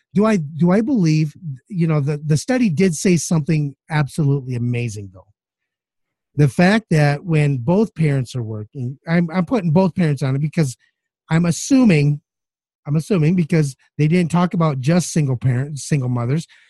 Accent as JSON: {"language": "English", "region": "Midwest", "country": "United States", "said": "I'm from the Midwest"}